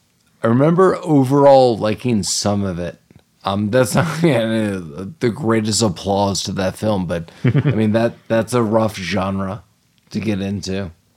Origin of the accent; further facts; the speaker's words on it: Canada; I'm Canadian.